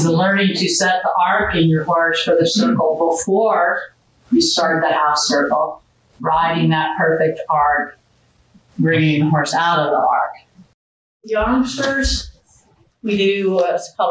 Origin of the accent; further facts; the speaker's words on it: Florida, United States; moved away; I grew up in Florida, not here